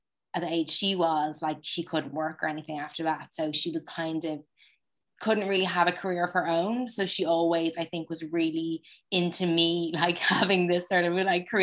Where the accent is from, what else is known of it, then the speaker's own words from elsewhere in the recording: Dublin, Leinster, Ireland; so I grew up in Ireland, I grew up in Dublin